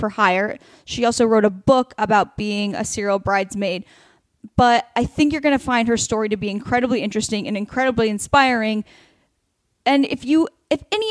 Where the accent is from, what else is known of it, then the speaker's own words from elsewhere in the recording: Oregon, United States; now in Los Angeles, United States; I'm from Oregon